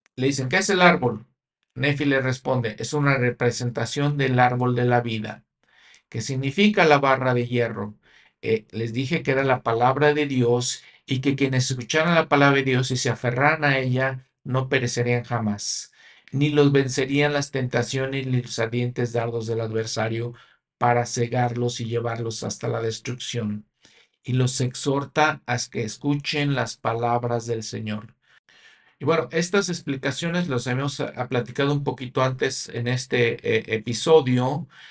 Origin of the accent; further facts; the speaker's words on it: Mexico; yo en mi país, México